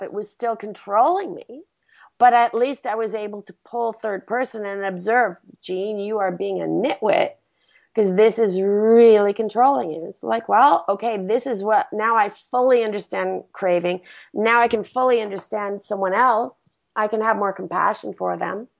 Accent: India; now in Los Angeles, United States; My home country

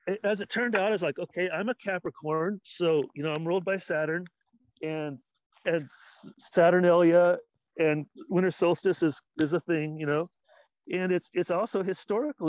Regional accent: Paducah, Kentucky, United States; now in Southern California, United States; I grew up in Paducah, Kentucky

